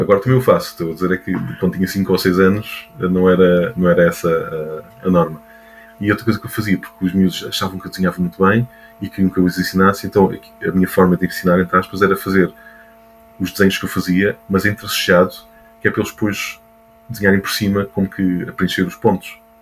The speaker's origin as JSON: {"language": "Portuguese", "town": "Montijo", "region": "Lisbon", "country": "Portugal", "tie": "born or raised there", "said": "nasci em Lisboa, mas sempre vivi no Montijo"}